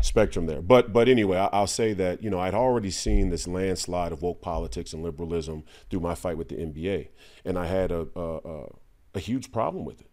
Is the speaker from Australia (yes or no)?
no; Minneapolis, Minnesota, United States; also born or lived in Saint Paul; I grew up in the Twin Cities. I grew up in Minneapolis. I grew up in Saint Paul